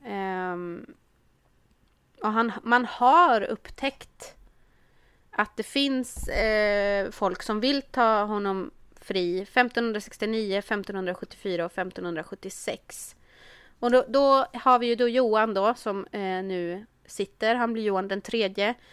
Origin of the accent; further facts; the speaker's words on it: Örbyhus, Uppsala County, Sweden; also born or lived in Värmland; jag är ju från Örbyhus